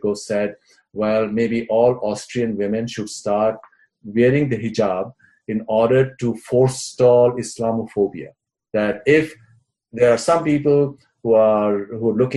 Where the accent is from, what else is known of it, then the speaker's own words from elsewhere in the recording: Jammu and Kashmir, India; we were growing up in Kashmir